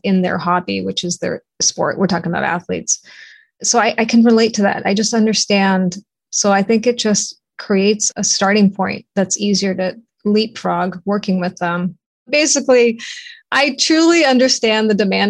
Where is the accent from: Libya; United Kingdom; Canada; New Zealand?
Canada; Toronto, Ontario; moved away as an adult; now in United States; I'm from Toronto, Canada, and I represented Canada in the 88 Olympics for swimming. And I came to the United States as a swimmer, was recruited, swam at a local college